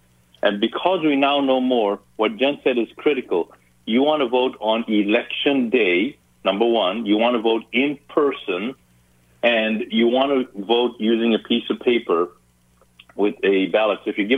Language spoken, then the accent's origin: English; Ethiopia; born there; moved away; also born or lived in Zambia / Zimbabwe; I'm not born in this country. I didn't grow up in this country. I was born in Africa, and I literally left three countries to get here. So I was born in Ethiopia, then went to Zambia, then went to Zimbabwe.